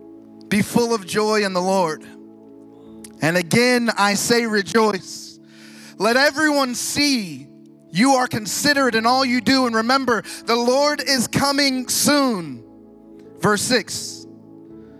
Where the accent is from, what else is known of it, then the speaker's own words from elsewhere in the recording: Ohio, United States; now in Fort Pierce, United States; I grew up here in Ohio